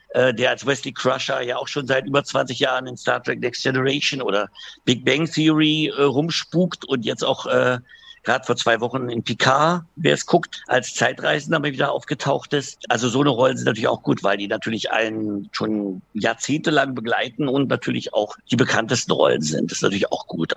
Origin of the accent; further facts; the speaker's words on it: Berlin, Germany; ich bin ja Berliner